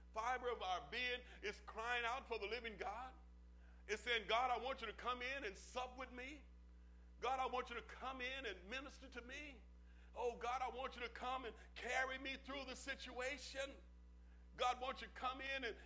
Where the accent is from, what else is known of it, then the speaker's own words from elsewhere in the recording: Oklahoma, United States; I'm from Oklahoma